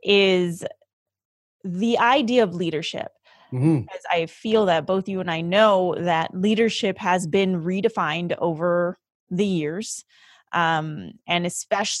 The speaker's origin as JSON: {"language": "English", "town": "Vancouver", "region": "British Columbia", "country": "Canada", "tie": "born or raised there", "said": "currently residing in my hometown of Vancouver, BC"}